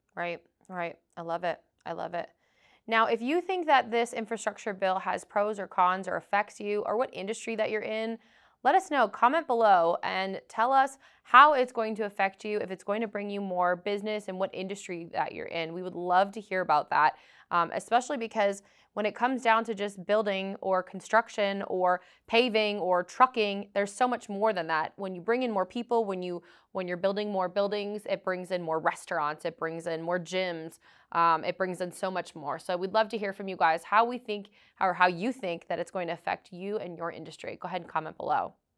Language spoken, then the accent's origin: English; Boston, Massachusetts, United States; I am from Boston, Massachusetts